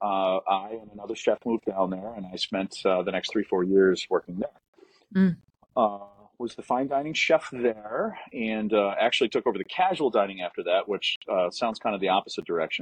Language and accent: English; Sweet Hill, New York, United States; also born or lived in Providence, Rhode Island; now in Rochester, United States; My first job was in a Sweet Hill Country Club. That's my hometown.